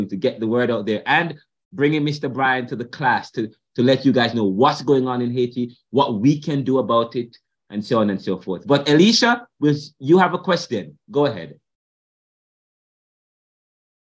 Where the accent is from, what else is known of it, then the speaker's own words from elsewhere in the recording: Jamaica; now in United States; when I grew up in Jamaica in the 2000s